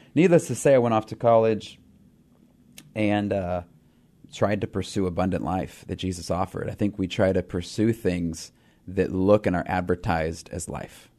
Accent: Pacific Northwest, United States; we're from the Pacific Northwest

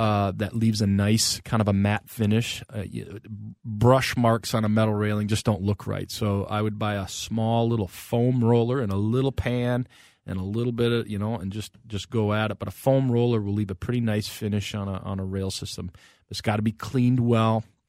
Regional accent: North Branch, Minnesota, United States; I grew up as a kid in North Branch

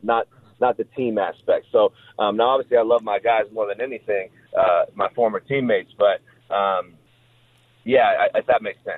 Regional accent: Omaha, Nebraska, United States; moved away as an adult; I'm from Omaha, Nebraska.

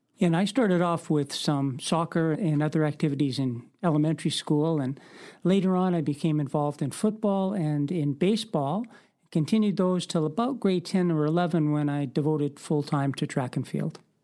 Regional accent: Winnipeg, Manitoba, Canada; moved away as an adult; also born or lived in Victoria; now in Parksville Qualicum Beach, Canada; We both grew up in Winnipeg and we met through our local track club.

